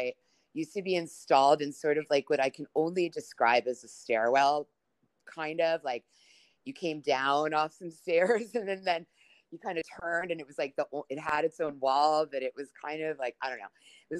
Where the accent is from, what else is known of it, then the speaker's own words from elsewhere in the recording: New York, United States; when I was growing up in New York, you know, my parents were divorced